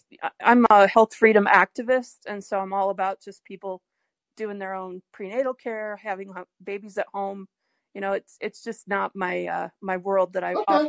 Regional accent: Detroit, Michigan, United States; now in Boulder, United States; I grew up in Detroit, though.

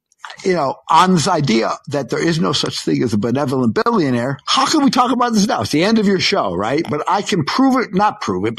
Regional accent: New York, United States; Dude, I'm a New Yorker.

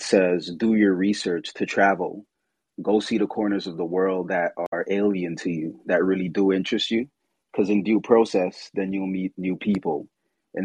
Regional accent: St. Lucia; moved away; I was born in St. Lucia. So my grandmother did theater there

